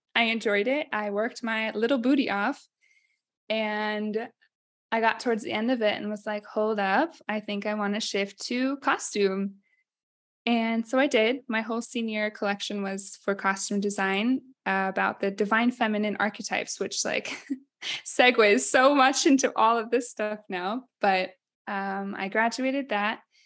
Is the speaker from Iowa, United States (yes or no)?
yes; Ames, Iowa, United States; moved away as an adult; also born or lived in Minnesota / Rome, Italy; now in Città di Castello, Italy; I'm from Iowa